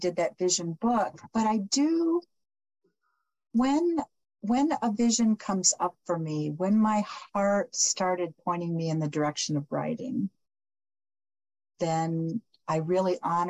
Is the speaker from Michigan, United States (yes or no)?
yes; Michigan, United States; moved away; also born or lived in Phoenix; I was born and raised in Michigan.